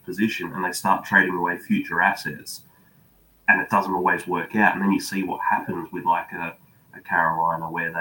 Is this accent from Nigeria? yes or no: no; Australia; I'm watching from Australia.